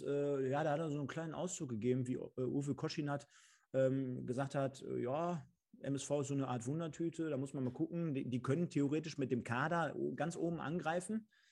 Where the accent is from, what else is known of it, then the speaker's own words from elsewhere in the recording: Germany; als Deutscher oder als Deutsche